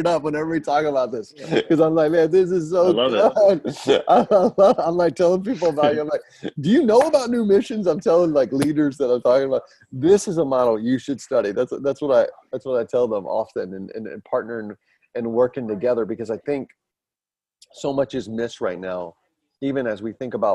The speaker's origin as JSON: {"language": "English", "town": "Atlanta", "region": "Georgia", "country": "United States", "moved": "yes", "lives_now": "Pennsylvania, United States", "said": "I'm originally from Atlanta"}